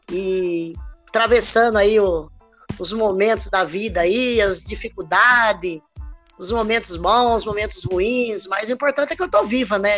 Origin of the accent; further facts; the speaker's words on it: Limeira, São Paulo, Brazil; sou de Limeira, tá? … com muito orgulho, né?